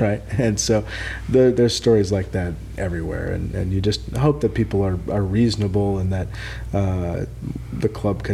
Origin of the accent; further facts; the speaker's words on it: Madison, Wisconsin, United States; now in California, United States; I grew up in Madison, Wisconsin